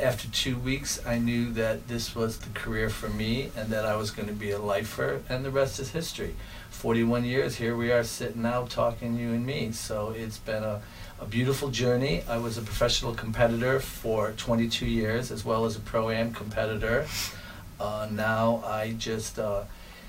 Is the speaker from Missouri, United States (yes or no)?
no; Chicago, Illinois, United States; moved away as an adult; now in Milwaukee, United States; I was born and raised in Chicago, and in 1983, I got an opportunity to move up to Milwaukee, Wisconsin for a teaching position